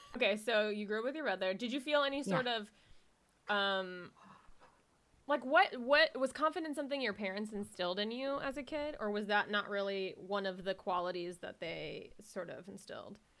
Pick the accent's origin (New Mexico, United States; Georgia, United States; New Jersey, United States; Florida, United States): Florida, United States; Jacksonville; also born or lived in Miami, Florida; I was born in Miami. I didn't grow up in Miami. I grew up in Jacksonville, Florida